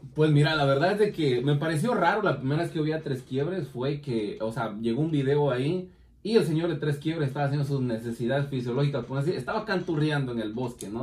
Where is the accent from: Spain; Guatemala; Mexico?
Guatemala; como decimos en mi país, taparle el ojo al macho